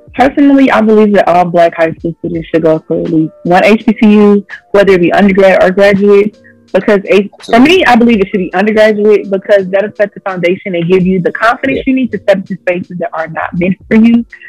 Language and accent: English; Montgomery, Alabama, United States; I was raised in Montgomery